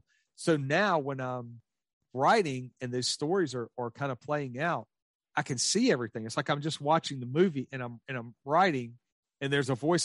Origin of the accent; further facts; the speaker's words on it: the South, United States; I grew up in the South